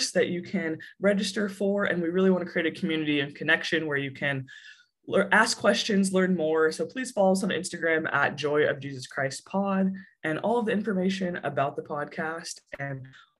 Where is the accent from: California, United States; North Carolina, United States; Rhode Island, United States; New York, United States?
North Carolina, United States; Charlotte; now in Durham, United States; I'm from Charlotte, also went to UNC, graduated, moved 5 minutes down the road to Durham